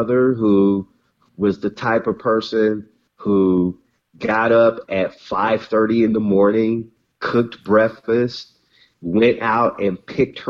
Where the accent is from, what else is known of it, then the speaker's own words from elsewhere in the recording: Mobile, Alabama, United States; moved away as an adult; now in Compton, United States; raised in Mobile, Alabama